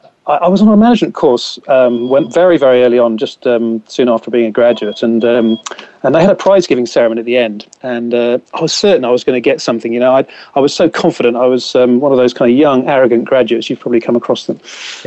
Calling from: Gloucestershire, South West England, United Kingdom; Yes, I'm calling you from Gloucestershire, so just north of Cheltenham

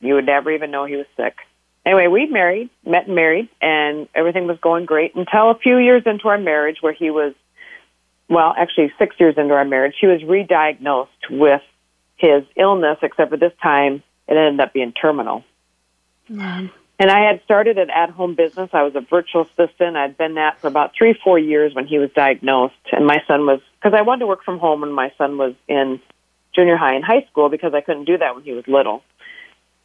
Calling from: South Dakota, United States; I am calling in from the Midwest of the United States, so the great state of South Dakota.

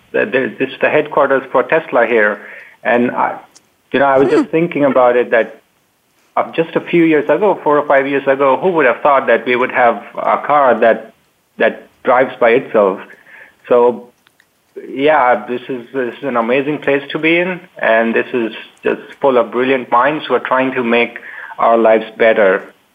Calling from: Palo Alto, California, United States; I am calling from Palo Alto, California.

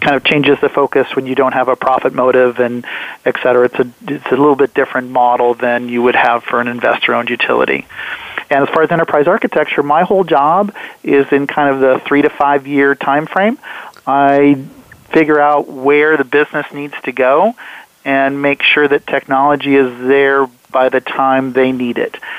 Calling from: Everett, Washington, United States; I'm calling from Everett, Washington, um, which is about 40 miles north of Seattle.

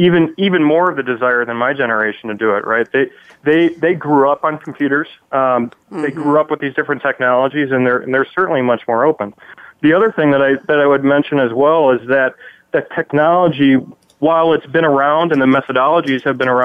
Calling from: Chicago, Illinois, United States; Calling from Chicago, Illinois.

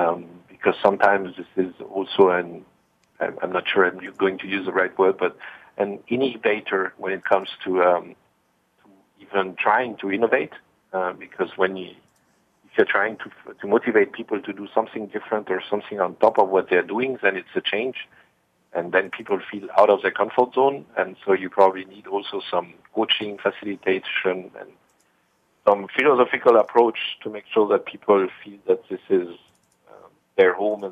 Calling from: Heidelberg, Baden-Württemberg, Germany; I'm calling from my home, actually, which is in Heidelberg, next to the river and sometimes into the river called the Neckar.

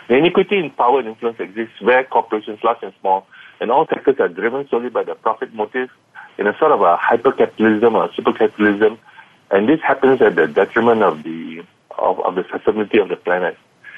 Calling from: Kuala Lumpur, Malaysia; I'm calling in from Kuala Lumpur, Malaysia.

